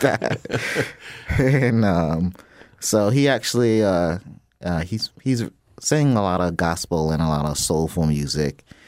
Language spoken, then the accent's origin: English; Jacksonville, Florida, United States; I, I grew up in Jacksonville, Florida